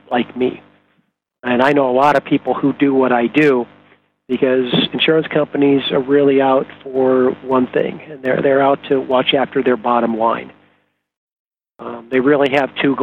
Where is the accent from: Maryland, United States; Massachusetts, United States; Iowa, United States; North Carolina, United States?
Iowa, United States; moved away as an adult; also born or lived in Arizona / Chicago; now in Phoenix, United States; I am a good, hardworking Midwestern boy. I grew up in Iowa. Moved to Arizona when I was 20 years old to go to school.